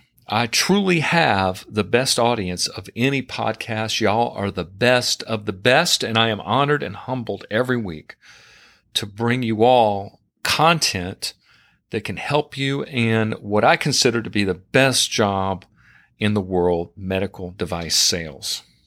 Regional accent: North Carolina, United States; moved away; my home state, North Carolina

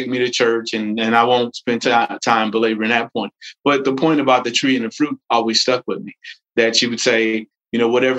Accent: Gary, Indiana, United States; I'm originally from Gary, Indiana

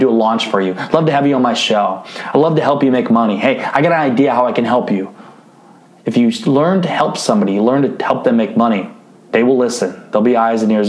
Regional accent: Northeast Iowa, United States; I grew up in Iowa. So we talk a little different in Northeast Iowa

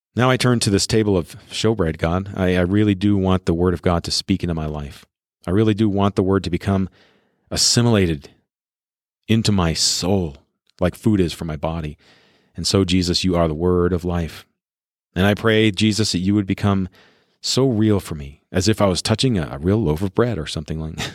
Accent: Colorado, United States; I'm in my library's recording studio in my hometown here in Colorado.

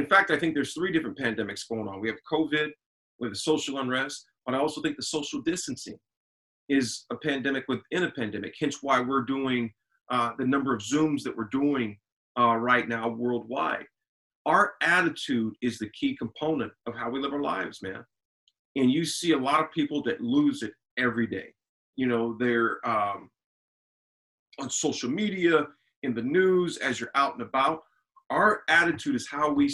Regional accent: Lincoln, Nebraska, United States; Born and raised in Lincoln, Nebraska. Went to high school here, college here

